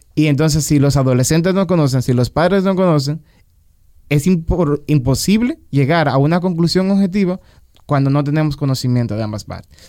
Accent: Dominican Republic; Nosotros aquí en República Dominicana

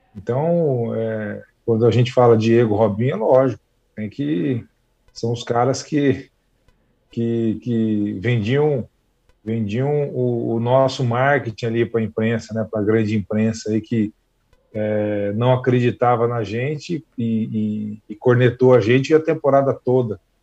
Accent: Campo Grande, Mato Grosso do Sul, Brazil; now in Jundiaí, Brazil; a minha infância lá no Recanto dos Pássaros, em, em, Campo Grande.

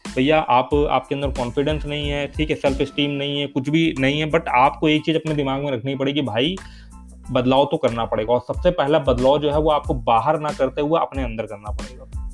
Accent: Kanpur, Uttar Pradesh, India; also born or lived in Delhi; मैं तो कानपुर शहर से बिलोंग करता हूँ बट मेरा गाँव है यहाँ से चालीस पैंतालीस किलोमीटर दूर कानपुर देहात गाँव

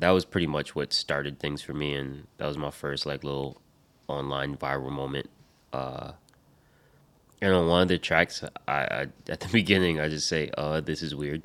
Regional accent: Rhode Island, United States; born or raised there; also born or lived in Michigan

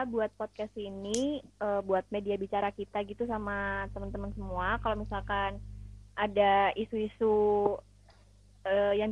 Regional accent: Surabaya, East Java, Indonesia; Dan aku juga berasal dari kota Surabaya

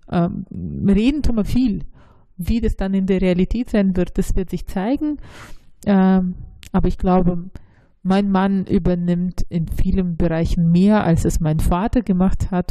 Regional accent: Russia; moved away; ich bin ja in Russland aufgewachsen, aber ich bin nicht wirklich in Russland, sondern in der Sowjetunion aufgewachsen

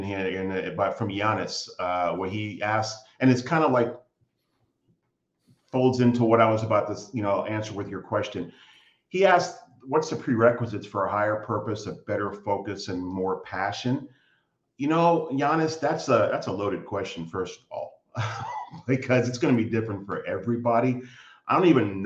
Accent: United States; moved away as an adult; now in Canada; I'm an American living in Canada. I've lived here for 21 years now

